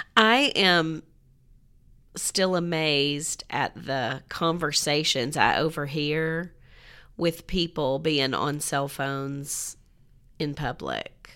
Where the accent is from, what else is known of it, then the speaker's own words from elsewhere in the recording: Franklin, Tennessee, United States; if somebody said, "Where are you from?" It was always Nashville